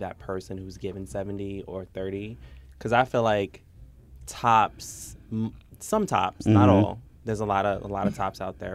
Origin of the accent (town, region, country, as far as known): New York, United States